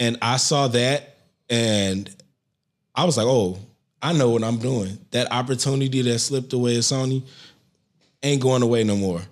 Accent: St. Louis, Missouri, United States; moved away as an adult; now in New York City, United States; I'm still from Saint Louis

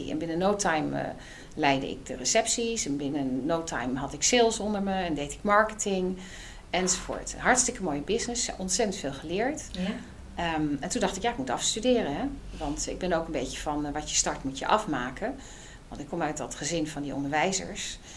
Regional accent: South Holland, Netherlands; also born or lived in Amsterdam; altijd wel interessant, want ik ben als ehm, eh, ik ben opgegroeid achter, in het achterland van Rotterdam.

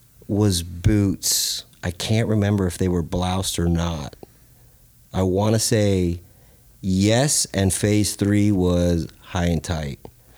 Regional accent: North Carolina, United States; We spent a small portion growing up in North Carolina, and I remember my old man taught me how to shoot his .22 Winchester.

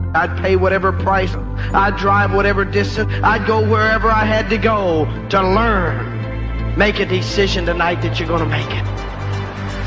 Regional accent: Rome, New York, United States; moved away; I go back to my hometown in Rome, New York

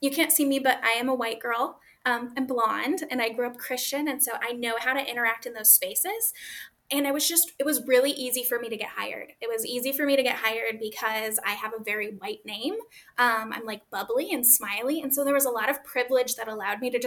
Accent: Vallejo, California, United States; now in Humboldt County, United States; I'm originally from California in the Bay Area, Vallejo, serial killer USA. And then I live in Humboldt County now in the Emerald Triangle

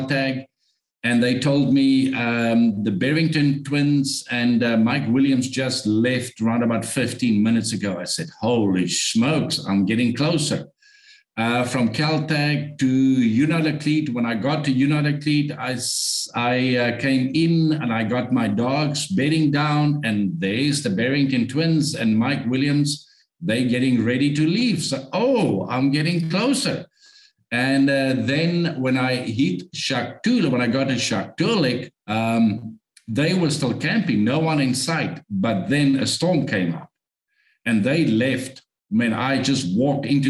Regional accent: South Africa; English is a second language; I'm from Africa. English is not my first language.

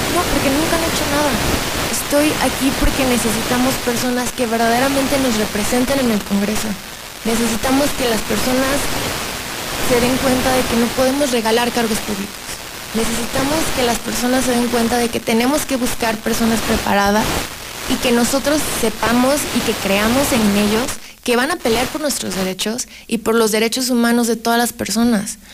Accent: Aguascalientes, Mexico; yo vivo en Aguascalientes, yo soy de Aguascalientes

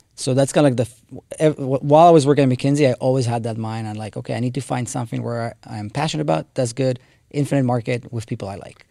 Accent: Israel; moved away as an adult; now in United States; I grew up in Israel

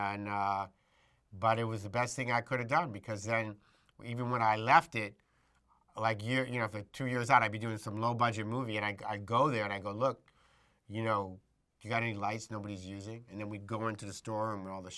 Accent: Detroit, Michigan, United States; moved away as an adult; also born or lived in New York; I was born in Detroit

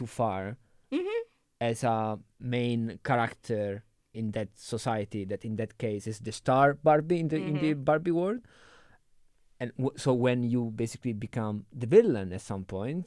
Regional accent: Italy; English is a second language; my English is limited. I'm from Italy

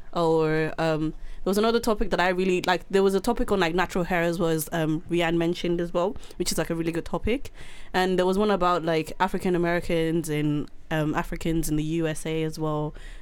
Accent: United Kingdom; I'm actually British

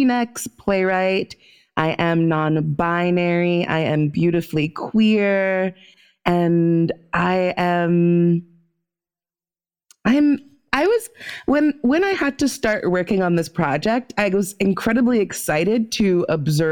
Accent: United States; I'm also American born.

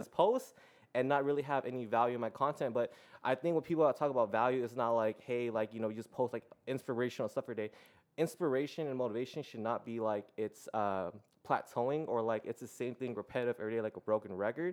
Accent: San Diego, California, United States; I was born and raised here in San Diego. Uh, City Heights

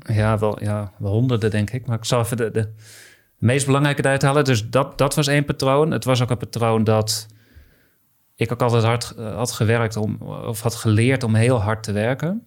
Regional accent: Heerhugowaard, North Holland, Netherlands; ik kom uit Herengewaard, dus eh, ook al West-Friesland genoemd

